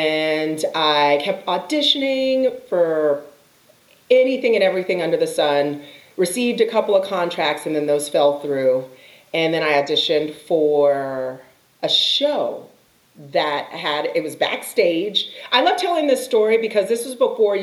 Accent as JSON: {"language": "English", "town": "Austin", "region": "Texas", "country": "United States", "also_born_or_lived": "Chicago", "moved": "as an adult", "lives_now": "Los Angeles, United States", "said": "I'm originally from Texas, from Austin"}